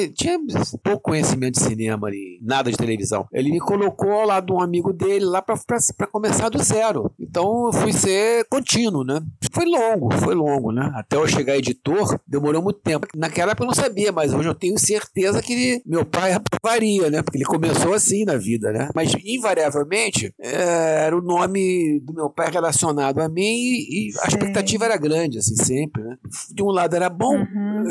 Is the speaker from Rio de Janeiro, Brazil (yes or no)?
yes; Rio de Janeiro, Brazil; moved away as an adult; also born or lived in São Paulo; now in Natal, Brazil; Eu nasci em São Paulo por acaso e com meses de idade já, eu já estava na cidade que morei boa parte da minha vida, o Rio de Janeiro